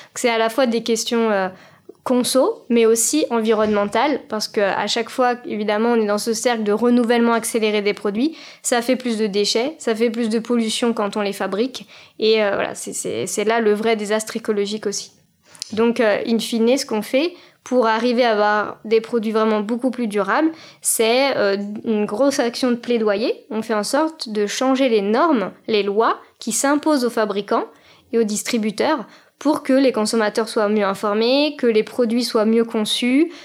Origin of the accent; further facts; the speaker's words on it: Paris suburbs, Île-de-France, France; j'ai grandi en banlieue parisienne